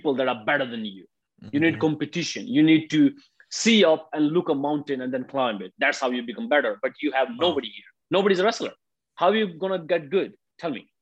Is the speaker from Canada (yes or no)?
no; India; moved away as an adult; now in Japan; I'm from India